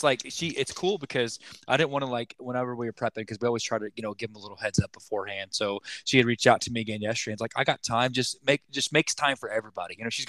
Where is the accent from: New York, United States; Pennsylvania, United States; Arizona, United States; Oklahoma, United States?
Oklahoma, United States; We're transplanted Shockers. We came from Oklahoma.